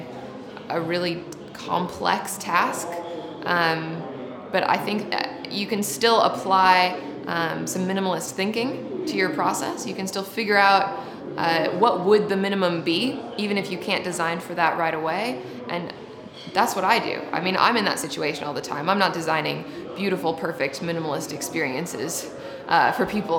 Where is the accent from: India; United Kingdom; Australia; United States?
United States; Seattle, Washington; moved away; I'm from Seattle originally